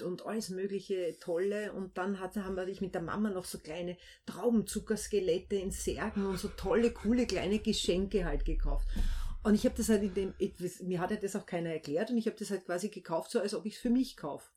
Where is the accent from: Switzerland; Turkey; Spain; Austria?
Austria; Vienna Woods, just outside Vienna, Lower Austria; dort, wo ich aufgewachsen bin, was ich auch wirklich als Heimat bezeichne. Also das ist so eine ganz starke Bindung. Das ist knapp außerhalb von Wien, aber definitiv außerhalb von Wien äh, im Wienerwald